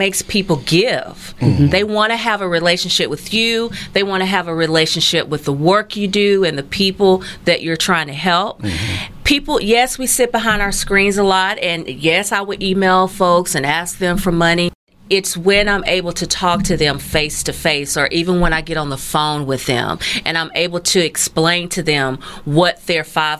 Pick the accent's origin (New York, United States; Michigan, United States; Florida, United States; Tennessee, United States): Tennessee, United States; Nashville; moved away as an adult; also born or lived in Dallas, Texas; we moved here from Dallas, although I'm just from right down the street, Nashville.